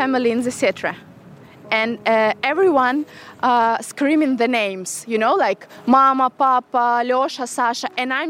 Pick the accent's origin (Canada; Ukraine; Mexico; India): Ukraine; Mariupol, Donetsk Oblast; English is a second language; moved away; I'm from Mariupol.